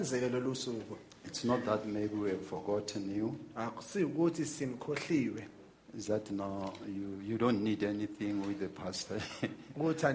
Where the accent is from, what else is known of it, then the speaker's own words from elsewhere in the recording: Witbank, Mpumalanga, South Africa; moved away; Witbank is my hometown